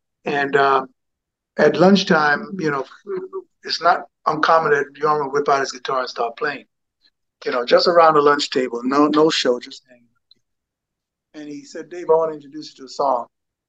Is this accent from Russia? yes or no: no; Jamaica; also born or lived in England; I have a Jamaican heritage. I was born in England to a United States Air Force sergeant. And my mother was Jamaican. And my early years were spent in Jamaica.